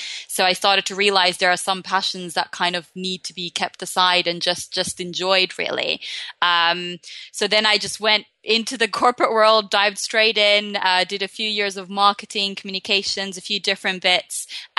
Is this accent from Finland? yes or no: yes; Finland; now in London, United Kingdom; So I'm a happiness life coach, basically, and I'm based in London, though I am originally from Finland. So I'm one of these globetrotters that's kind of grown up a little bit everywhere.